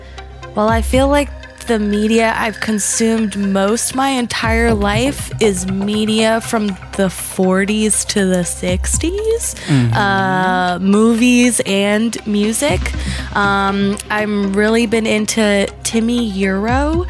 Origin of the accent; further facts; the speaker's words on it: the South, United States; also born or lived in San Diego, California / Jacksonville, North Carolina; And I feel like growing up in the South really impacted me as a adult.